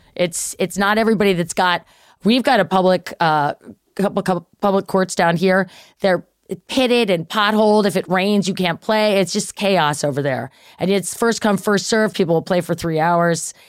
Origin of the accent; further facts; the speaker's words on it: Baltimore, Maryland, United States; the club back in Baltimore where I grew up